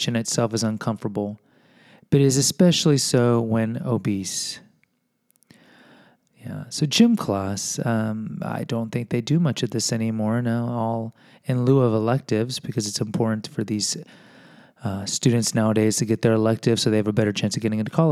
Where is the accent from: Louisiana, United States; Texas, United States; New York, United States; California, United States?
Texas, United States; Houston; I am from Houston